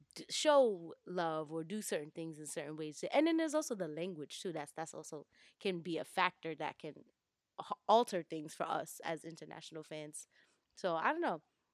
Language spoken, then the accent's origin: English; New York, United States; And I know that as a New Yorker